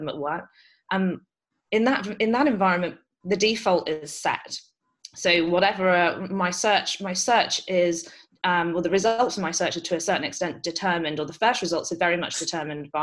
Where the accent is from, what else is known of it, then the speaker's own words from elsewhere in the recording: United Kingdom; moved away; you can probably tell from my accent, I grew up in the UK